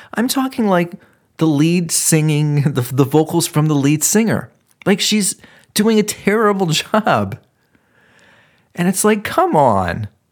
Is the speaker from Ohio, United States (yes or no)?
yes; Ohio, United States; I'm from Ohio.